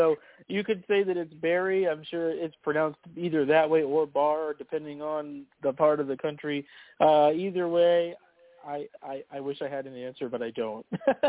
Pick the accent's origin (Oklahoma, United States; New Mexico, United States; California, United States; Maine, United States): Maine, United States; regarding a main racer, that's my home state